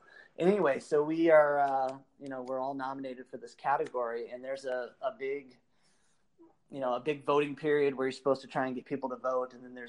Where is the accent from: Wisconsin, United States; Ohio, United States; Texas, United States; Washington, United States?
Wisconsin, United States; Milwaukee; And, you know, here I am from Milwaukee, and nobody really knows who Bango is